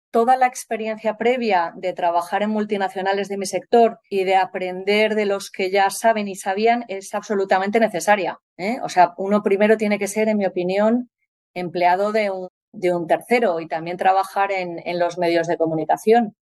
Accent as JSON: {"language": "Spanish", "town": "Santander", "region": "Cantabria", "country": "Spain", "tie": "born there", "said": "Aquí estoy en, Santander, en mi, bueno, en mi ciudad natal y, nada, pasando unos días en mi casa de aquí de Santander."}